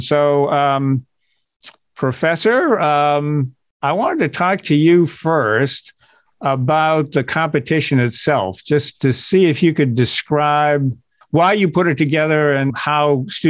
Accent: near Boston, Massachusetts, United States; I grew up near Boston

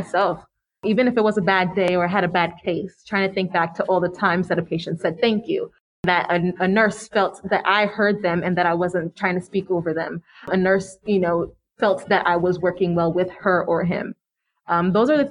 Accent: Florida, United States; growing up in Florida and going to medical school in Florida, being Haitian

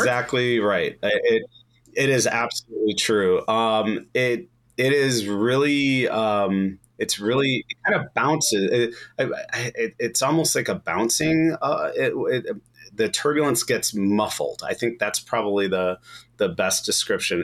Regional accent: Chicago, Illinois, United States; Growing up in Chicago

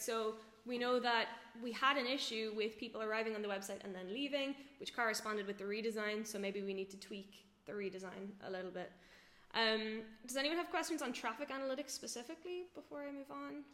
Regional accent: Ireland; moved away as an adult; now in Berlin, Germany; I'm from Ireland originally, live in Berlin now for two years

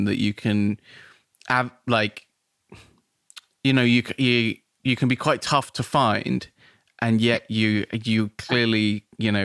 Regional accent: Nailsea, South West England, United Kingdom; moved away as an adult; now in Bristol, United Kingdom; I grew up in Nailsea

